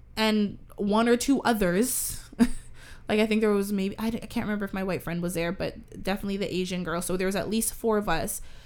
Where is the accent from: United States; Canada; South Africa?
Canada; Toronto, Ontario; we grew up in Canada. I grew up around a lot of many different cultures. We live in Toronto